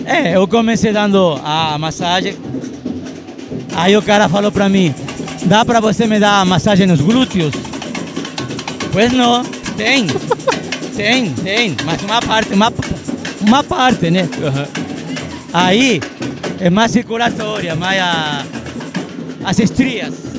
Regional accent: Argentina; moved away as an adult; also born or lived in Santa Maria, Brazil; now in Brazil; Eu sou libanês criado na Argentina

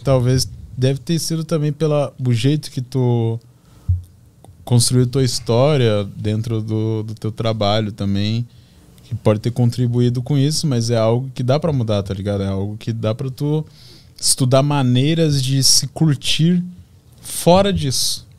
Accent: Balneário Camboriú, Santa Catarina, Brazil; a minha relação com meus amigos lá na minha cidade, lá em Balneário Camboriú

